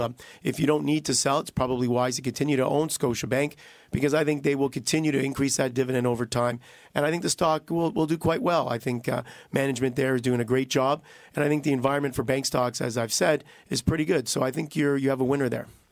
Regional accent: Canada

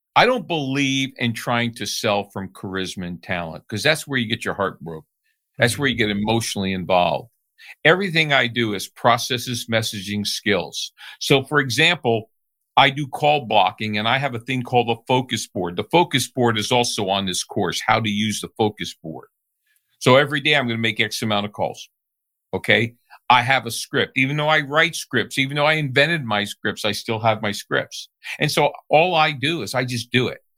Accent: New Jersey, United States; I grew up in New Jersey.

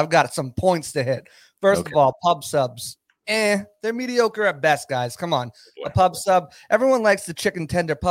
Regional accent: New England, United States; also born or lived in Tampa, Florida; now in Florida, United States; I'm from the Northeast, New England area

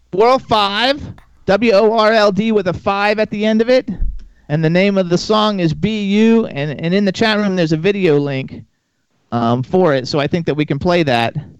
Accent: Fort Lauderdale, Florida, United States; moved away; also born or lived in Miami; I'm from Florida. I'm actually from Fort Lauderdale. I was born in Miami

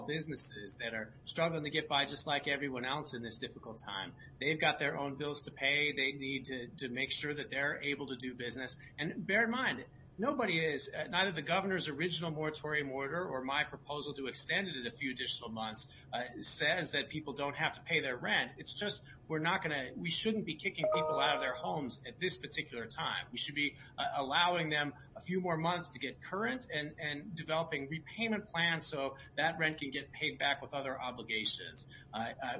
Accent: Salt Lake County, Utah, United States; I was born and raised here in the Salt Lake County and went to school at the University of Utah

